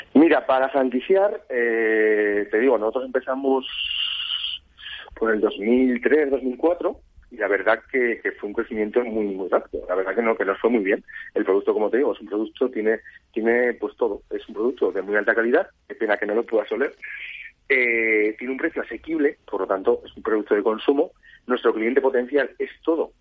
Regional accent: Zaragoza, Aragon, Spain; moved away as an adult; now in Ibiza, Spain; Yo soy de Zaragoza y pues tema trabajo me fui a vivir a Ibiza

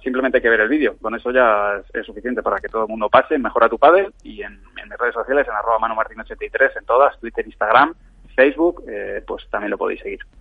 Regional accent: Madrid, Community of Madrid, Spain; yo soy de Madrid

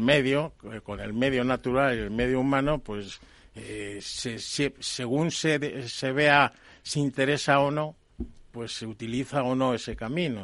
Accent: Palencia, Castile and León, Spain; now in Cantabria, Spain; yo no soy cántabro, yo soy de Palencia. Pero vamos, llevo ya más años en Cantabria.

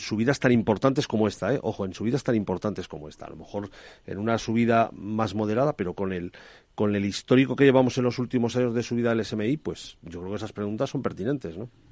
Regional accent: Cuenca, Castilla-La Mancha, Spain; Cuenca, de donde soy yo

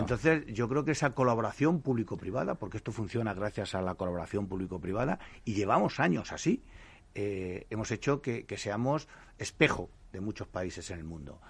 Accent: Castile, Spain; en un pueblito pequeño de eh, la Castilla más profunda, desde la que yo soy eh, nativo

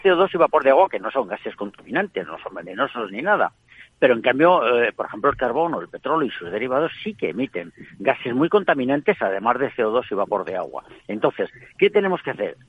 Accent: Spain; me siento europeo y además español

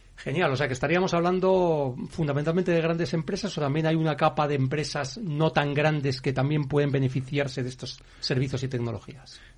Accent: Spain

